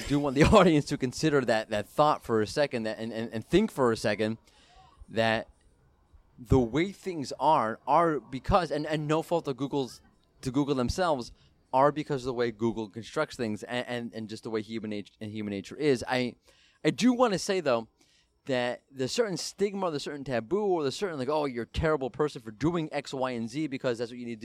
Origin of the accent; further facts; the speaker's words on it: United States; I'm an American